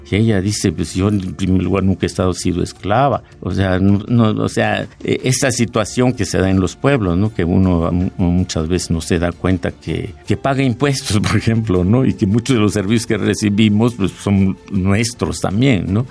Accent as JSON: {"language": "Spanish", "region": "Oaxaca", "country": "Mexico", "said": "el de mi pueblo, el del pueblo indígena de Oaxaca"}